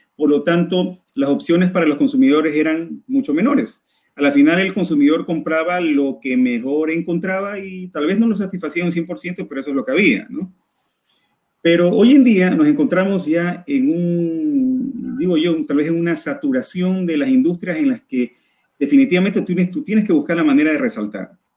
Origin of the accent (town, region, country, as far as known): Ecuador